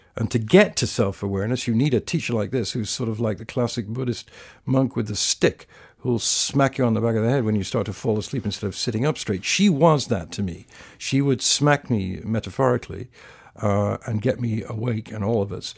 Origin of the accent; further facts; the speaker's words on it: England, United Kingdom; I was brought up in England in a fairly sort of political, intellectual family